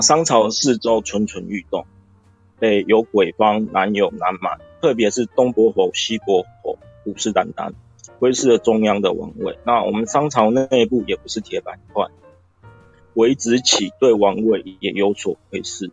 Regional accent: Taiwan; 我们台湾话，一般来说就是主线上纲

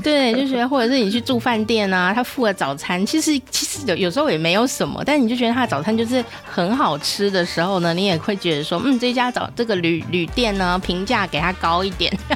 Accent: Taichung, Taiwan; 我是台中人呢

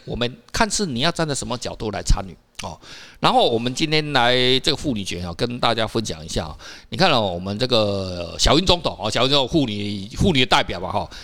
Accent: Taiwan; 我们台湾人

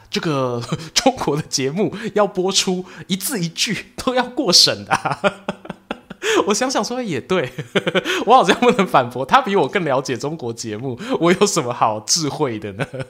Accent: Yilan, Yilan County, Taiwan; also born or lived in Gongliao; 我自己出生是宜兰

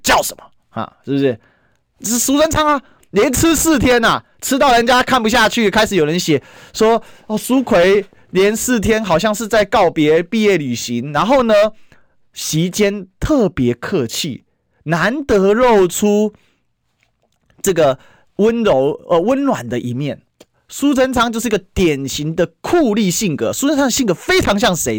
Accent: Taiwan; 身为一个台湾人

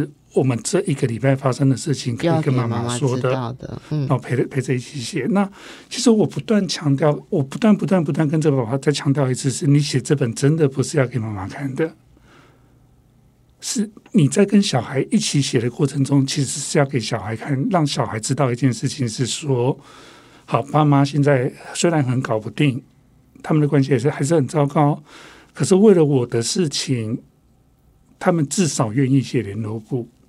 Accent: Taiwan; first language Taiwanese Hokkien; 甚至于可能我的母语是台语

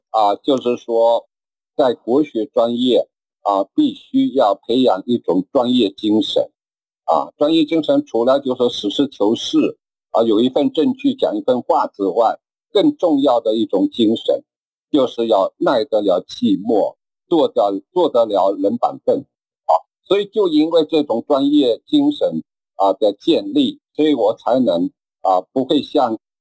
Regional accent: Wenzhou, Zhejiang, China; now in Taiwan; 我老家就在海峡对岸的温州

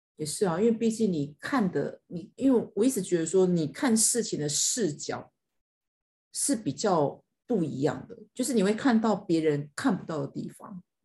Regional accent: Taiwan; 我们是台湾人

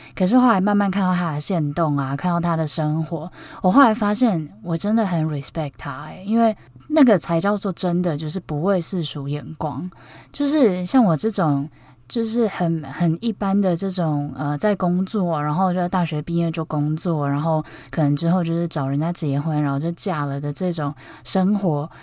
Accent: Taipei, Taiwan; 因为我是台北人

